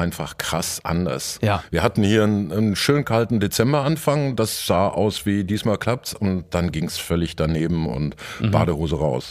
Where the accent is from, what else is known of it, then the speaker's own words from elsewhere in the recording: Dortmund, North Rhine-Westphalia, Germany; Es gibt auch ein Dortmunder Oktoberfest, zu, zur Schande meiner Stadt